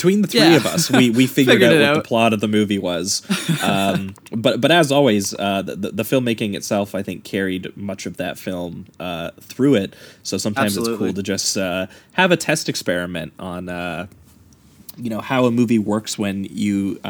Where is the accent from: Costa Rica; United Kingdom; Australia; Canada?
Canada; as good Canadian boys, we felt a little ashamed of ourselves.